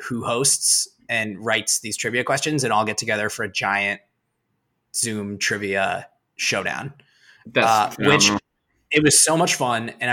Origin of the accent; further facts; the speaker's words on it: Vermont, United States; my group of friends that I grew up with here in Vermont